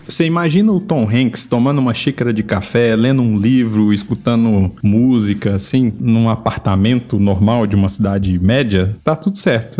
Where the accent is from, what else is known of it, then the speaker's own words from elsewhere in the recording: Minas Gerais, Brazil; um Menino normal crescendo em Minas Gerais